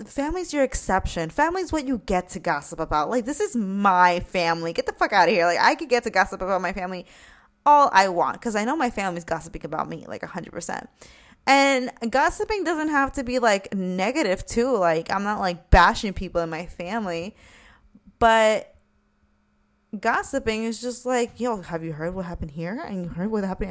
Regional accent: New York, United States; we're from New York

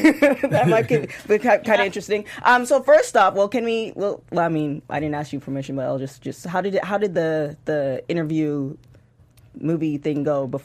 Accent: Canada; So I'm also Canadian as well, and having a lot of family in the Canadian movie industry.

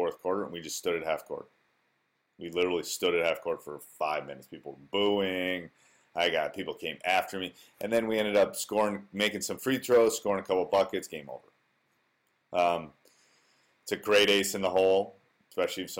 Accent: Wisconsin, United States; born or raised there

